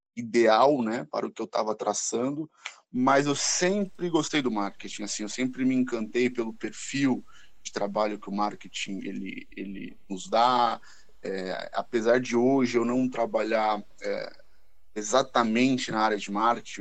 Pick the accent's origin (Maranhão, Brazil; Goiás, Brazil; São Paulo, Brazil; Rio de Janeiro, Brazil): São Paulo, Brazil; nascido e criado aqui em São Paulo, capital